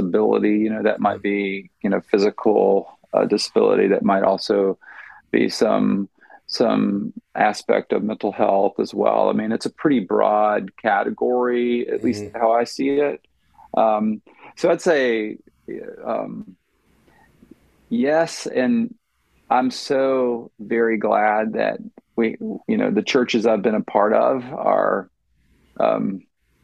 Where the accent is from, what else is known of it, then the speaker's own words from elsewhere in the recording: Virginia, United States; moved away as an adult; also born or lived in Oklahoma / Wisconsin / Illinois; now in Cleveland, Tennessee, United States; I grew up in Virginia